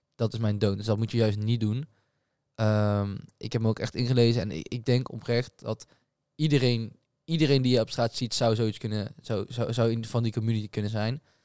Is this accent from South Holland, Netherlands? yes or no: no; Breda, North Brabant, Netherlands; wij komen natuurlijk uit Breda